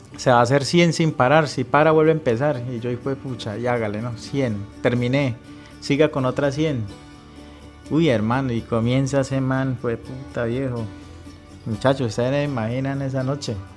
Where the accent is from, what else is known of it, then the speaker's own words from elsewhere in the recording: Cúcuta, Norte de Santander, Colombia; also born or lived in Medellín; yo soy de Cúcuta, ya dejé de vivir en Medellín, me tocó devolverme pues por acá